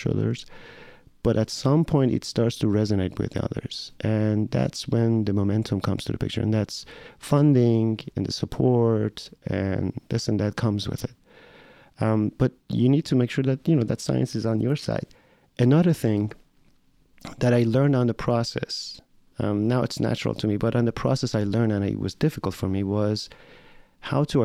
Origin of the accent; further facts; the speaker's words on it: Tehran, Tehran Province, Iran; moved away as an adult; now in United States; So I'm Iranian. I'm Iranian American. I grew up in Tehran, in Iran.